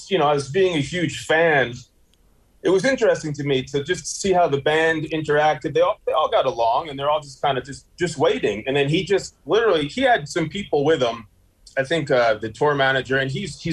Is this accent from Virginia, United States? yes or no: no; Garden City, New York, United States; moved away as an adult; also born or lived in West Hempstead, New York; now in Las Vegas, United States; I grew up in Garden City, New York